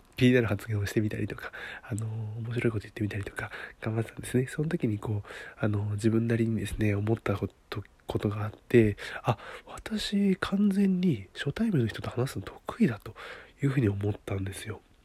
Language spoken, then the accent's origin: Japanese; Niigata, Japan; 私、新潟のね、出身なんで、新潟の、あの、出身なんですよ